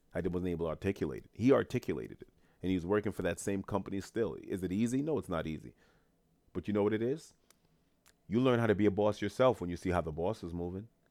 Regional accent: New York City, New York, United States; teachers in Queens, New York, my hometown

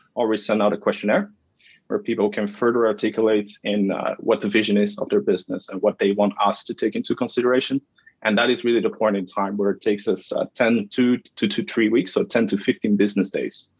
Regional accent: Flemish region of Belgium, Flanders, Belgium; moved away as an adult; now in Canada; I'm born and raised in, in Belgium. Yeah. So in the Flemish region of Belgium, the north.

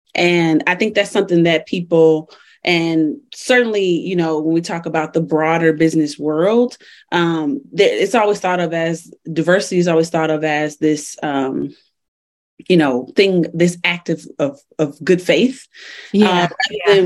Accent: Chicago, Illinois, United States; moved away as an adult; now in Colorado, United States; so I'm originally from Chicago, which I rep forever. I've been in Colorado though for 10 years.

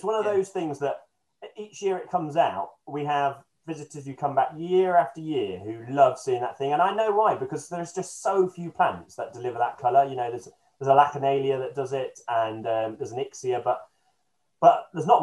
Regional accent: Beeston, East Midlands, United Kingdom; moved away; I come from Nottingham originally, and it was done in a little town next to where I grew up in Beeston

